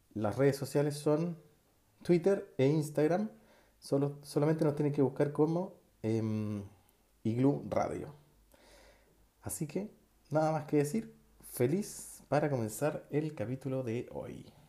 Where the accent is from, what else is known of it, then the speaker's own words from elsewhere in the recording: Chile; moved away as an adult; also born or lived in Barcelona, Spain; Tuve mi primer y único hijo fuera de Chile, en España. Y sobre todo, cuando llegué de España, llegué con otra mentalidad llegué con otros conocimientos, llegué con otras habilidades que me abrieron el campo laboral en Chile.